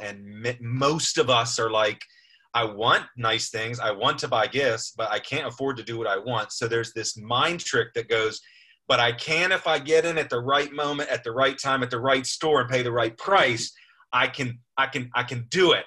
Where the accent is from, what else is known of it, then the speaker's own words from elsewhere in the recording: United States; We're American.